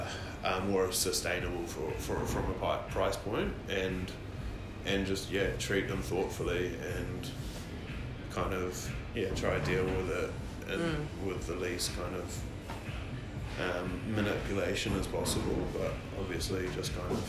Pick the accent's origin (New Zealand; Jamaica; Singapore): New Zealand; Like, I'm a Kiwi